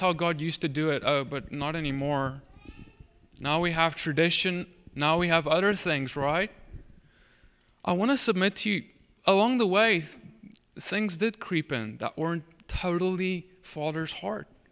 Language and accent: English; Cape Town, Western Cape, South Africa; moved away as an adult; now in United States; I'm from South Africa. I'm, you, I guess you could say Dutch heritage. And, um, I, I, I, I grew up there my whole life